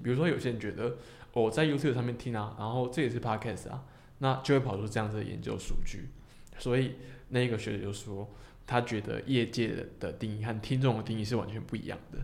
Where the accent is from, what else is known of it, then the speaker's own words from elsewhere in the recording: Hong Kong; 因为我是香港人